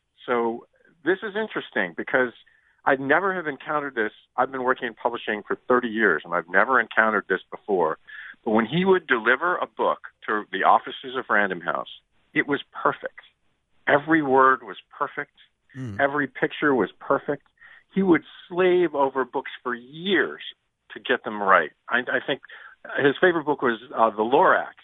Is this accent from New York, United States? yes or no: no; Ann Arbor, Michigan, United States; I grew up in the Midwest, in Ann Arbor